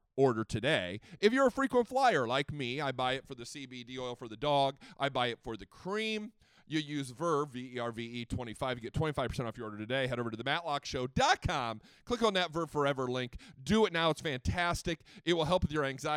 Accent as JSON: {"language": "English", "region": "Indiana", "country": "United States", "tie": "born or raised there", "moved": "yes", "said": "Fort Wayne, Indiana, back in my home state, born and raised."}